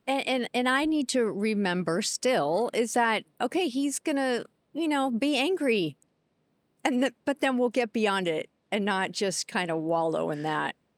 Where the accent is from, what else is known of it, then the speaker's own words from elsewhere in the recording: Seattle, Washington, United States; I'm, I'm born and raised in Seattle with some, um, detours other places